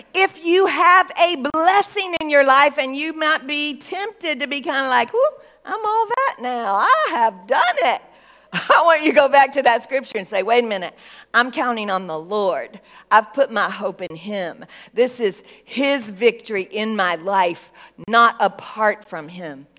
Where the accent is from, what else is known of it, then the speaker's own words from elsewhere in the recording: Texas, United States; moved away; also born or lived in Tennessee; I'm from Texas. I got a little Tennessee in me